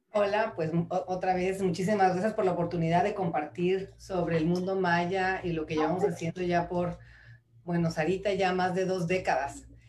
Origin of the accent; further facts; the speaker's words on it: Mexico City, Mexico; moved away; also born or lived in Torreón, Coahuila; soy nacida en la Ciudad de México, eh, pero también viví mucho tiempo en Torreón, en, Coahuila